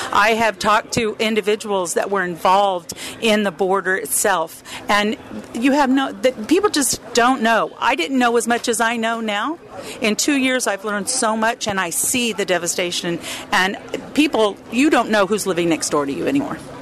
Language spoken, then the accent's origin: English; the Texas border, United States; moved away; also born or lived in California; I was born on the Texas border, lived in California